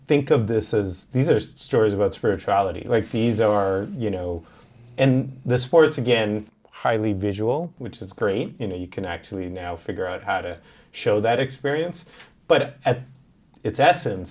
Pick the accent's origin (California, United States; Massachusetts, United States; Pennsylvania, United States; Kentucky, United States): Massachusetts, United States; Boston; I grew up in Boston and loved the Celtics